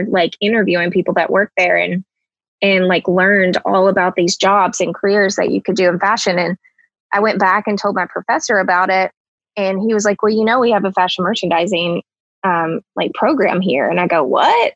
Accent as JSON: {"language": "English", "town": "Dyersburg", "region": "Tennessee", "country": "United States", "tie": "born or raised there", "also_born_or_lived": "Newbern, Tennessee", "said": "I'm from Dyersburg, Tennessee"}